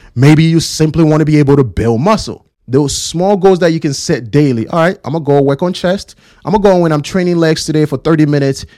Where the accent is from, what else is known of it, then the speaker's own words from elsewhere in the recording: Ghana; born and raised in Ghana